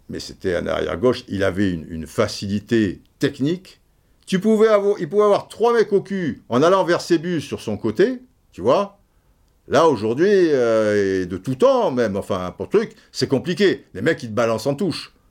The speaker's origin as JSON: {"language": "French", "region": "Brazzaville", "country": "Republic of the Congo", "tie": "born there", "said": "Je suis né à Brazzaville, machin."}